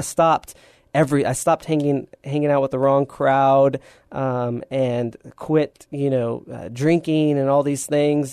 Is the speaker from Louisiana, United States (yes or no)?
no; San Antonio, Texas, United States; born and raised in San Antonio